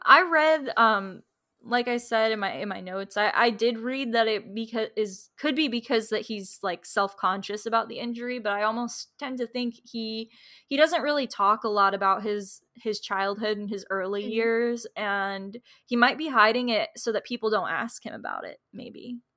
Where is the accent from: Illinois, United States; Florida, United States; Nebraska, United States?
Florida, United States; I'm from Florida